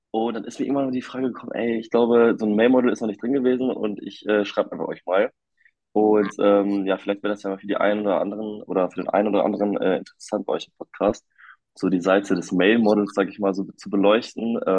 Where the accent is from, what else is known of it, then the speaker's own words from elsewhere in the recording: North Rhine-Westphalia, Germany; Ich bin äh, 24 Jahre alt und ich komme aus der Nähe von Münster.